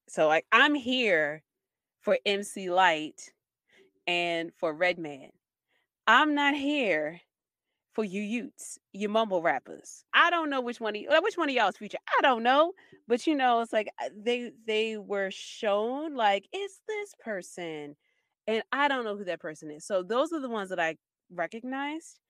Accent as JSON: {"language": "English", "town": "Baltimore", "region": "Maryland", "country": "United States", "said": "I'm from Baltimore City. I live in the part of Baltimore City where there is crime"}